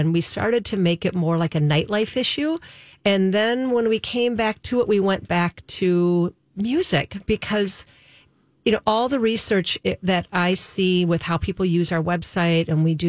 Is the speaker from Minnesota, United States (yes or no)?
yes; Roseville, Minnesota, United States; I grew up in Roseville